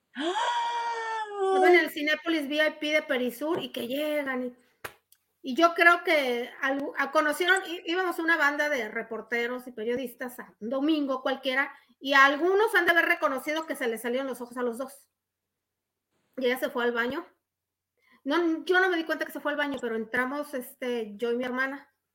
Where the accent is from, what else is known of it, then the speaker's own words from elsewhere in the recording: Mexico; como buenos mexicanos